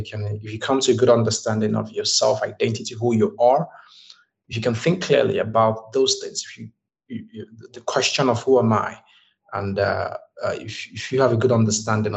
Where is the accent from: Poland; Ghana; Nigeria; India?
Nigeria; now in Dubai, United Arab Emirates; I'm from Nigeria, and currently I'm in Dubai